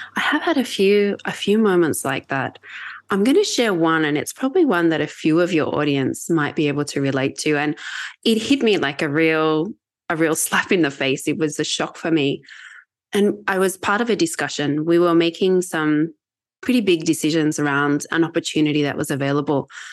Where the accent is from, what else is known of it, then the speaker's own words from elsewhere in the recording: Australia; accent: Australian; moved away; I'm Australian